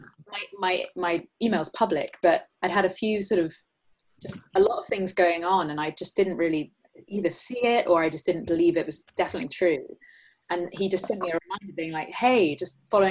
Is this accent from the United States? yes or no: no; England, United Kingdom; me being English